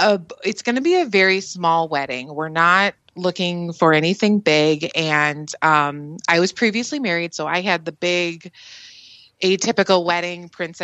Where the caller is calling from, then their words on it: southeastern Michigan, United States; I am calling from southeastern Michigan.